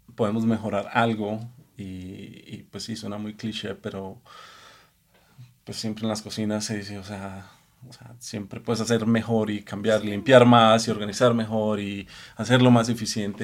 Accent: Colombia; moved away as an adult; also born or lived in Los Angeles, United States; now in Mexico City, Mexico; soy colombiano que vivió 18, 19 años en Estados Unidos

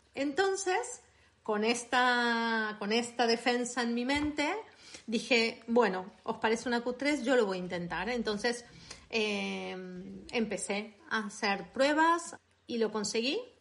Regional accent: Buenos Aires, Argentina; accent: Argentine; moved away as an adult; now in Catalonia, Spain; soy argentina. Eh, nací en Buenos Aires eh, y llevo en España 20 años.

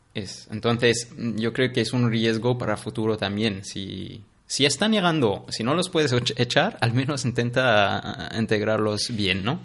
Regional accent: Syria; Spanish is a second language; moved away as an adult; also born or lived in Iraq; now in Barcelona, Spain; me preguntan de dónde eres. Les digo de Siria.

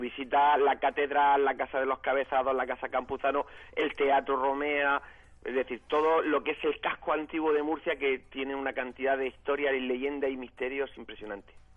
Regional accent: Senegal; Soy vuestro amigo senegalés

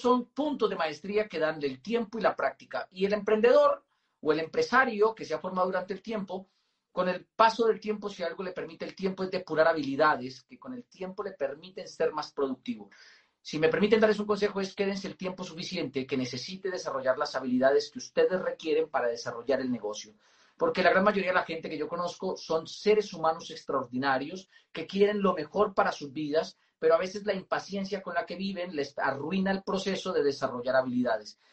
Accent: Moniquirá, Boyacá, Colombia; yo nací en Moniquirá, Boyacá

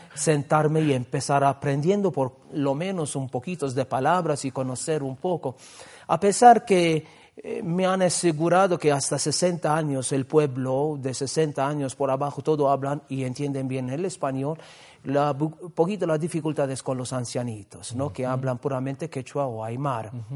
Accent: Gozo, Malta; now in Peru; yo estoy viniendo de esta isla porque justamente la congregación en mi pueblo tenía la casa de, del noviciado

